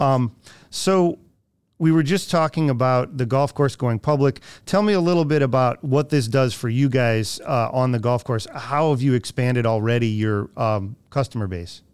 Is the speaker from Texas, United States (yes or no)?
no; Ohio, United States; moved away; my hometown in Ohio